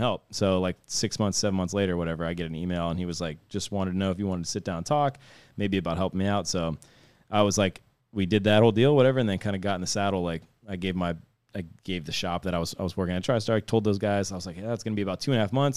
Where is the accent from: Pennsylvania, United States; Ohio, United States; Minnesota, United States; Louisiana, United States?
Ohio, United States; Youngstown; I grew up in Youngstown area